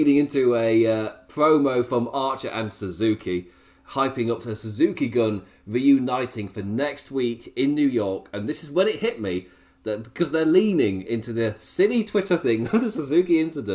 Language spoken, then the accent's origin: English; England, United Kingdom; as a English viewer